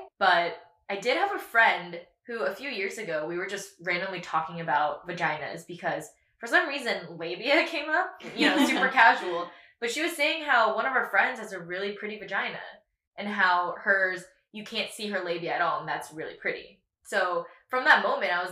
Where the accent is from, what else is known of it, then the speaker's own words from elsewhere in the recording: Katy, Texas, United States; I grew up in Katy, Texas